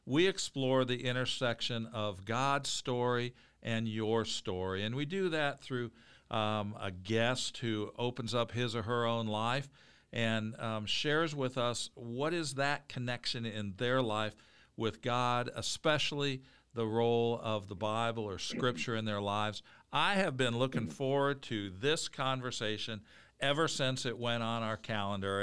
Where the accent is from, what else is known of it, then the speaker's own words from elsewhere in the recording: Normal, Illinois, United States; I grew up in Normal, Illinois